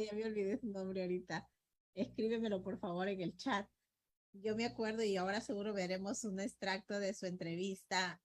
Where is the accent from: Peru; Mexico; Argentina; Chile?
Peru; como peruanos